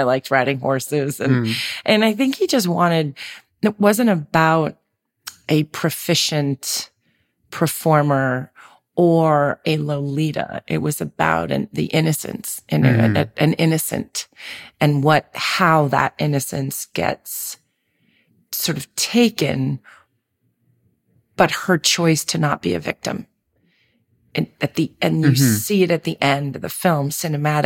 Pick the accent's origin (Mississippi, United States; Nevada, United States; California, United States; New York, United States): New York, United States; New York City; growing up in Manhattan, you know, I was a city kid